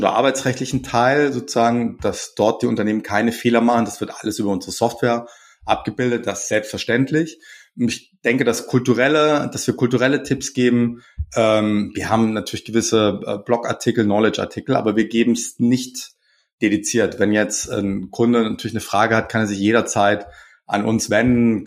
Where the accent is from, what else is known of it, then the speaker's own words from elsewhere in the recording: Pforzheim, Baden-Württemberg, Germany; ich komme aus Pforzheim